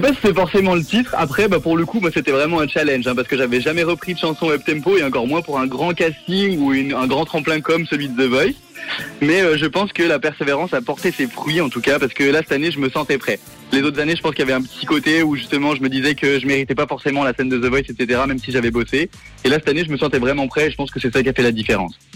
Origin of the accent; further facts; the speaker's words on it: Geneva, Switzerland; moved away as an adult; now in Paris, France; je suis né à Genève, j'y ai grandi jusqu'à mes vingt et un ans, et ensuite, je suis parti à Paris